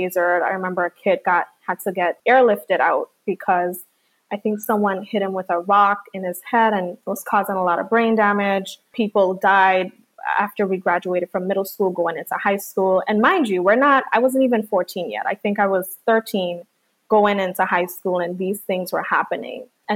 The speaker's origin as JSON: {"language": "English", "country": "U.S. Virgin Islands", "tie": "born or raised there", "said": "I was born and raised in St. Thomas, but my parents, my entire family, is from the island of Dominica."}